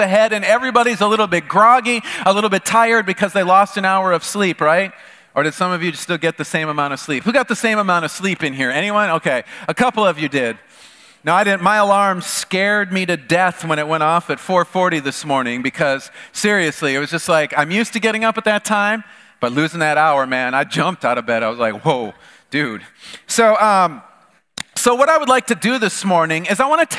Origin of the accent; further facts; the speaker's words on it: the North, United States; moved away as an adult; I grew up in the North